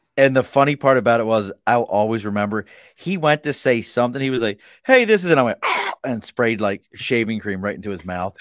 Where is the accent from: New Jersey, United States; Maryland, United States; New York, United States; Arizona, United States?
Maryland, United States; Dundalk; Where I grew up in Dundalk, it is Italian, Irish